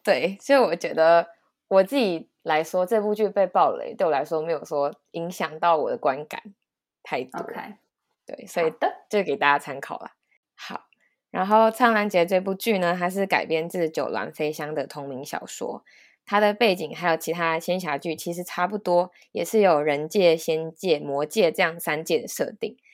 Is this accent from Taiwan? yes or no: yes; Taiwan; 身为一个台湾人